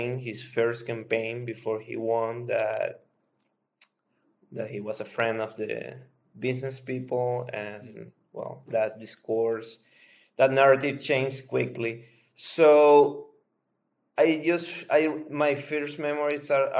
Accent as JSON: {"language": "English", "country": "Venezuela", "tie": "born or raised there", "said": "I'm from Venezuela"}